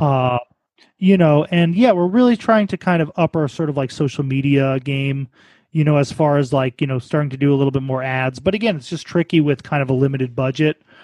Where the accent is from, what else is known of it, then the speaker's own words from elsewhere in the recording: New York City, New York, United States; also born or lived in Baltimore; I'm also originally from New York